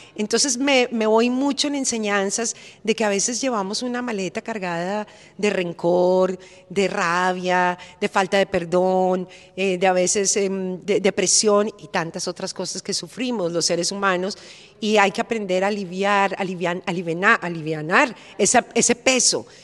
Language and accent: Spanish; Bogotá, Colombia; now in Florida, United States; como en mi tierra, como en Bogotá, que estamos rodeados de montañas